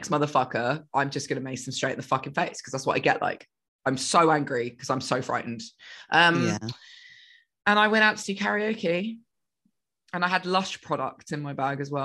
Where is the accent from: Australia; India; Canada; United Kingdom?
United Kingdom; England; moved away; I'm English.